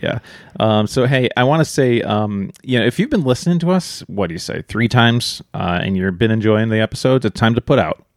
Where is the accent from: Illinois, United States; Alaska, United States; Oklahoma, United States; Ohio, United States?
Illinois, United States; Chicago; moved away; we're from Chicago originally